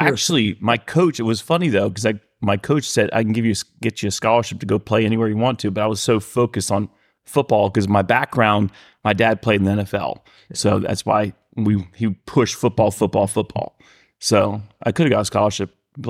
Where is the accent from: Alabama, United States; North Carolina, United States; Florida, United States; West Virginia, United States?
Florida, United States; Miami; now in Marietta, United States; I grew up in Miami, Florida